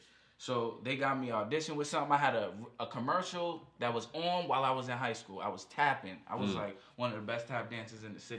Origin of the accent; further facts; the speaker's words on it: Cambridge, Massachusetts, United States; I grew up in Cambridge. Yes, I used my grandmother's address